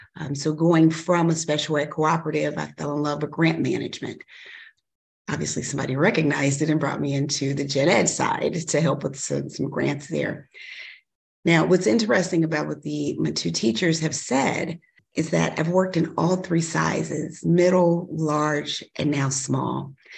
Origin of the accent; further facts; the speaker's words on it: Chicago, Illinois, United States; also born or lived in Kankakee County, Illinois; I grew up in Chicago